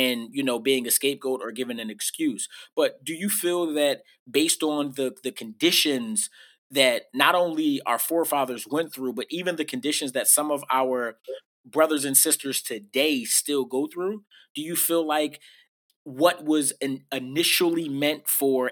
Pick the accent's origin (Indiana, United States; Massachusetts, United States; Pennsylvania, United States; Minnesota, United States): Pennsylvania, United States; Philadelphia; I was raised in West Philly